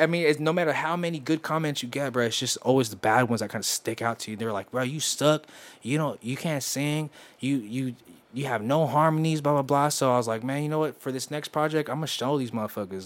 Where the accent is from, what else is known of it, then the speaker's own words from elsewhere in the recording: West Coast, United States; I'm from the West Coast